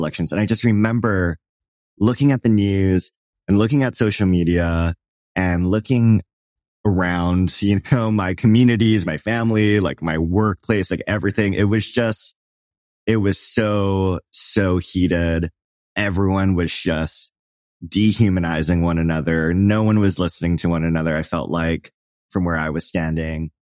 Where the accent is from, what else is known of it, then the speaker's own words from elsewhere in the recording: Hawaii, United States; I grew up in Hawaii